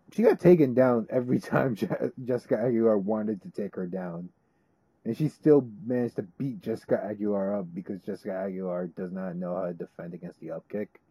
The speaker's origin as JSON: {"language": "English", "region": "New Jersey", "country": "United States", "tie": "born or raised there", "said": "my home state of New Jersey"}